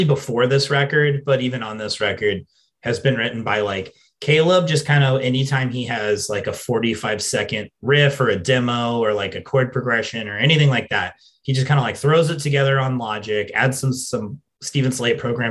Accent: England, United Kingdom; an English person

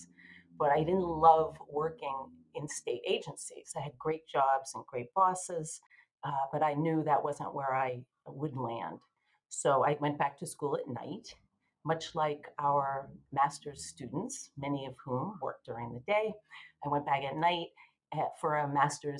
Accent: Massachusetts, United States; also born or lived in Philadelphia / Boston; I'm from Massachusetts.

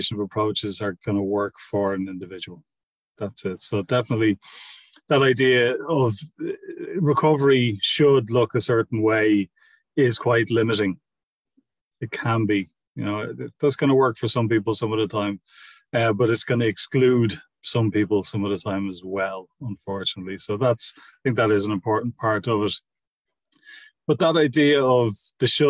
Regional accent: Ireland; we were raised in Catholic schools in Ireland

